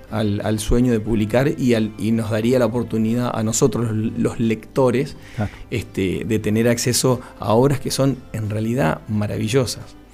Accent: Patagonia, Argentina; yo lo vi, lo viví porque soy patagónico, porque viví acá

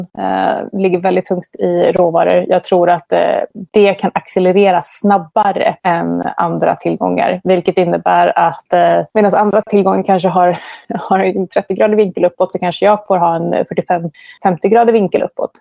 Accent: Sweden; now in Buenos Aires, Argentina; Jag är väldigt svensk

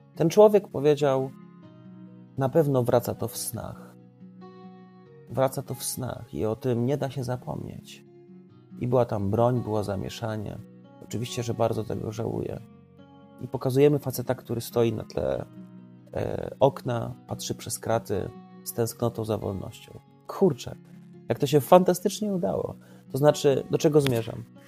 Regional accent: Trawniki, Lublin Voivodeship, Poland; obóz pracy w trawnikach mojej rodzinnej miejscowości

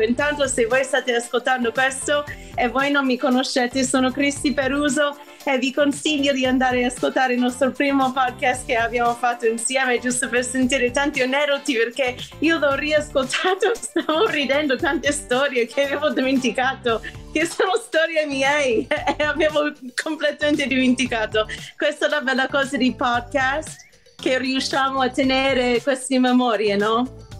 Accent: New York, United States; Italian is a second language; moved away as an adult; now in Italy; io sono cresciuta a New York

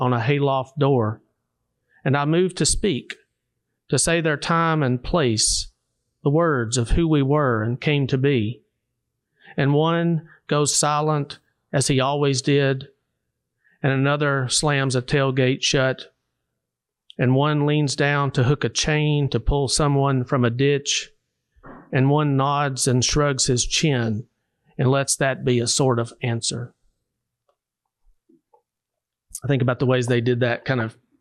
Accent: Savannah, Tennessee, United States; I grew up in Hardin County, Savannah, Tennessee

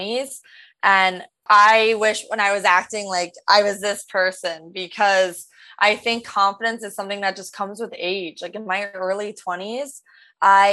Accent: Rumson, New Jersey, United States; moved away as an adult; also born or lived in Greenwich, Connecticut / Lima, Peru / Los Angeles; growing up in New Jersey, my mom would take me to auditions

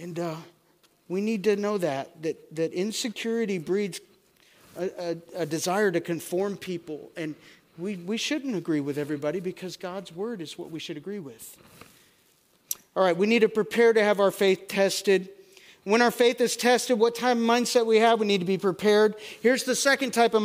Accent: United States; I am an American.

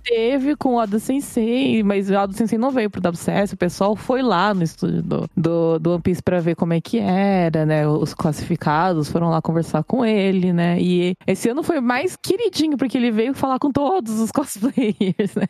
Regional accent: Brazil; now in Japan; A gente é brasileiro.

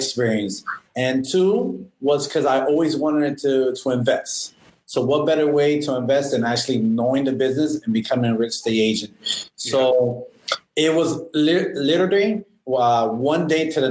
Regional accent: Miami, Florida, United States; also born or lived in Homestead, Florida; I was born here in Miami back in 1985 and moved around a lot. Was in Miami, Little Havana.

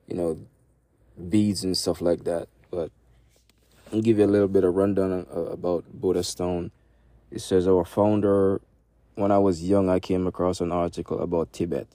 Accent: Jamaica; I'm Jamaican

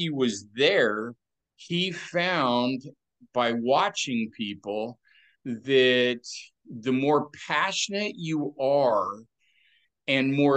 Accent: Oregon, United States; I grew up here in Oregon

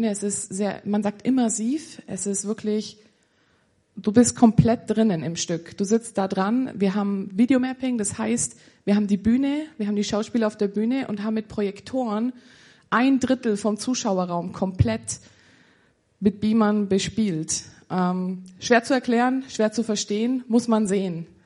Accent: Füssen, Bavaria, Germany; ich bin 25. Ähm, genau, ich komme aus Bayern, bin der waschechte Bayer und ähm, komme aus der Umgebung Füssen.

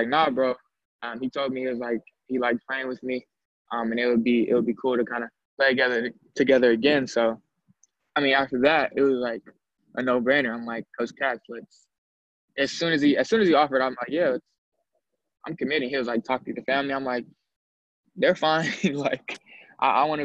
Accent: Sacramento, California, United States; moved away; my hometown school, which is another Division I program

